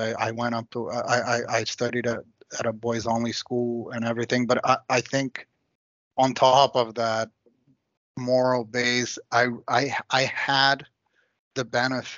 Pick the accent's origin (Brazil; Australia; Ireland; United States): Brazil; Rio de Janeiro; I grew up in Copacabana, which is sort of the heart of Rio